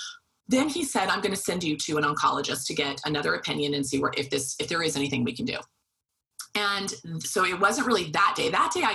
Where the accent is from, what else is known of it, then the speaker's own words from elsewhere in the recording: Wichita, Kansas, United States; because I was pre-med, I was from Wichita, Kansas.